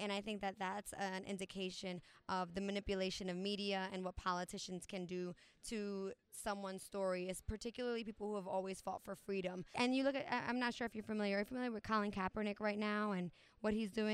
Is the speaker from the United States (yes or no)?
yes; New York, United States; moved away; I'm originally from New York, so I'm 3,000 miles away from there. I'm even further from Puerto Rico. Most of my family at this point is in New York, New Jersey